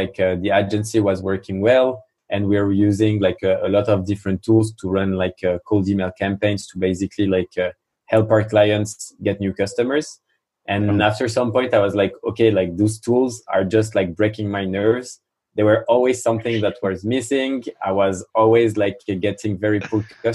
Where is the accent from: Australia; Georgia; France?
France; accent: French; English is a second language; I'm French, as you can probably hear it from my accent